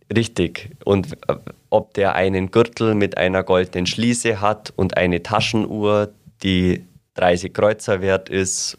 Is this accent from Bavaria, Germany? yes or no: yes; Asbach-Bäumenheim, Bavaria, Germany; ich komme aus Aschbach-Bäumenheim bei Donauwörth, also ungefähr 35 Kilometer nördlich äh, von Augsburg